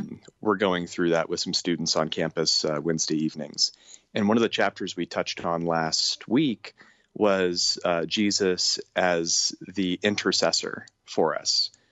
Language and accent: English; Portland, Oregon, United States; now in Northwest Arkansas, United States; living here in Northwest Arkansas, there's definitely more of a culture, uh, around guns than I had growing up outside of Portland, Oregon